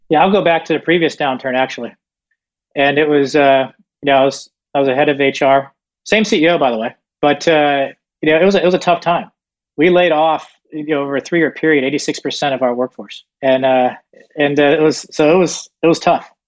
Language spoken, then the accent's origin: English; Southeast Florida, United States; also born or lived in Northeast United States; I was born in Northeast and then moved to Southeast Florida. Grew up a fairly normal childhood